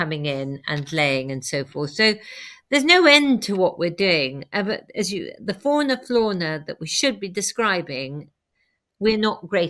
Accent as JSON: {"language": "English", "region": "Wales", "country": "United Kingdom", "tie": "born or raised there", "moved": "yes", "lives_now": "Belvoir Castle, United Kingdom", "said": "I'm a Welsh farmer's daughter by birth"}